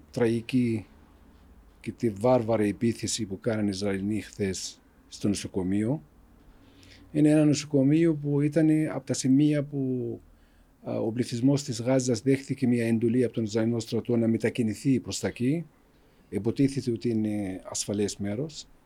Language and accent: Greek; West Bank, Palestine; Greek is a second language; moved away; also born or lived in Greece; Εγώ είμαι 60 χρονών. Γεννήθηκα στα κατεχόμενα, στη Δυτική Όχθη, μεγάλωσα εκεί και μετά πήγα στην Ελλάδα και μετά ήρθα εδώ.